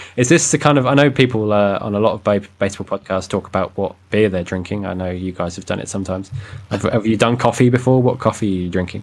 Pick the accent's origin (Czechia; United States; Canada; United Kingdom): United Kingdom; I'm a British cliche